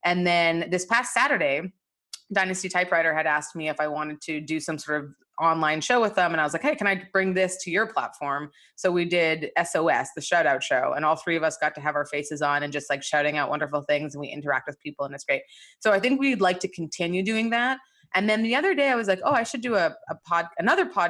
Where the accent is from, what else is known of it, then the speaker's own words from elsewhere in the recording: Nigeria; being Nigerian